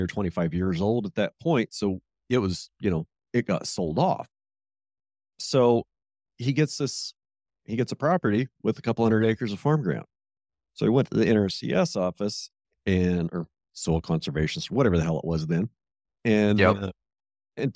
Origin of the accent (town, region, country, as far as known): Southeast Montana, United States; born or raised there